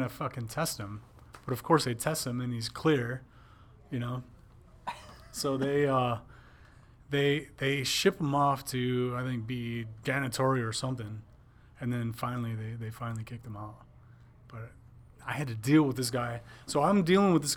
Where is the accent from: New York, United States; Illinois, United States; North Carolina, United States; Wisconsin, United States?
Wisconsin, United States; I was from Wisconsin